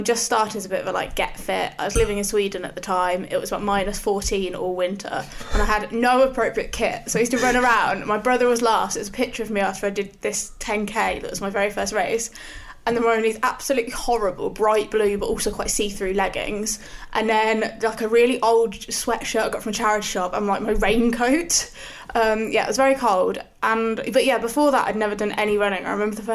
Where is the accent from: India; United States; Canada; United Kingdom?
United Kingdom; Northampton, East Midlands; I'm from Northampton, so in the middle of the Midlands.